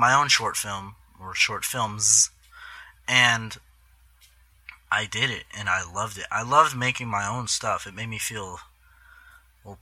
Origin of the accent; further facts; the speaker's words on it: Fremont, Nebraska, United States; now in Omaha, United States; I'm from Fremont, but I moved to Omaha